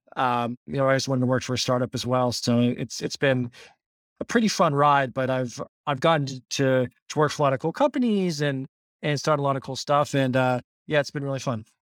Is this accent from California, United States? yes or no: no; Pittsburgh, Pennsylvania, United States; born and raised in Pittsburgh